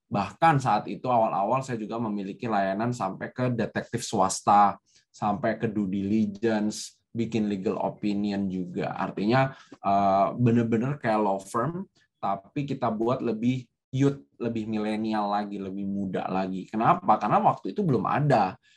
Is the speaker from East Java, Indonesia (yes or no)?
no; Depok, West Java, Indonesia; also born or lived in Jagakarsa / Bogor / Yogyakarta; Saya itu bukan orang Jakarta, saya tidak punya network di Jakarta. saya saya saya itu sekolah selalu berpindah-pindah Eh, tinggal di Depok, sekolah SD di Depok, SMP-nya pindah ke Jagakarsa, SMA-nya pindah di Bogor, kuliahnya pindah di Jogja